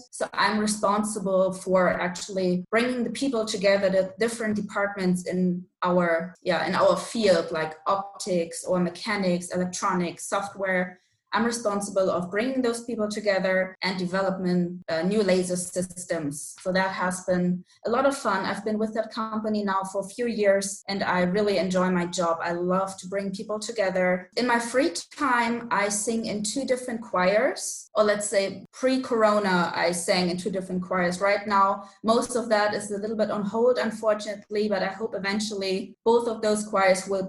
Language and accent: English; Hamburg, Germany; also born or lived in Wisconsin; I was born and raised in Hamburg, which is a city in northern Germany, and I'm still living in Hamburg